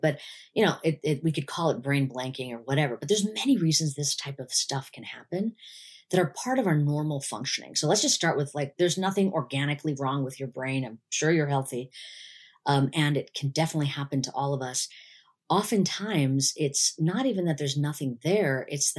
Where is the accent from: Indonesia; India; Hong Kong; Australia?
India; I had a lot of sort of cultural baggage against it, being an Indian woman.